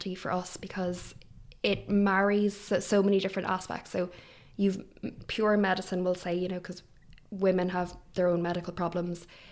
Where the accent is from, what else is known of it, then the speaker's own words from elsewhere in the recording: Athlone, Leinster, Ireland; moved away as an adult; now in Dublin, Ireland; So I'm from Ireland. I'm from Athlone, so the Midlands.